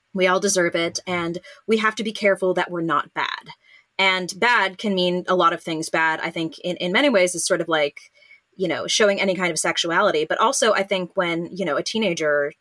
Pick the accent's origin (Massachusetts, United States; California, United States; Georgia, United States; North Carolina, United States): California, United States; I'm from California